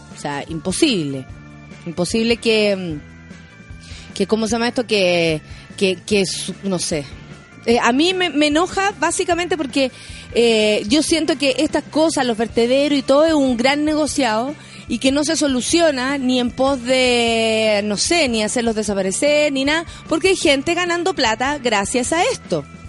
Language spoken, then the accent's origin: Spanish; Chile; como chilenos